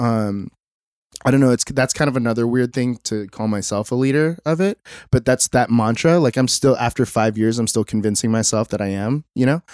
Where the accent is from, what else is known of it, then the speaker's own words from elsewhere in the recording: Mission Viejo, California, United States; now in Costa Mesa, United States; So I grew up in Mission Viejo, which isn't too far away